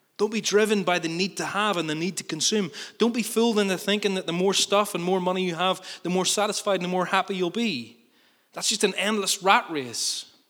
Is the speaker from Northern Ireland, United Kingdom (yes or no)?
yes; Northern Ireland, United Kingdom; we're good Northern Irish people